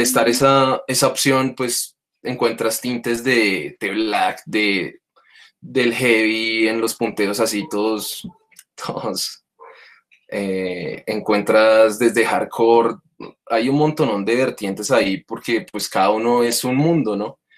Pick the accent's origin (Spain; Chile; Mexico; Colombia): Colombia; Bogotá; Mike y yo somos de Osa